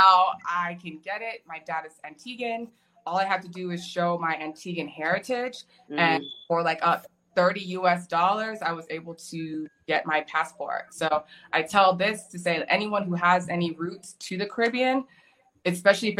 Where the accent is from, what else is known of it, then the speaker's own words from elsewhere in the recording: Texas, United States; moved away as an adult; also born or lived in Middle East; I'm from America. But not really America, I'm from Texas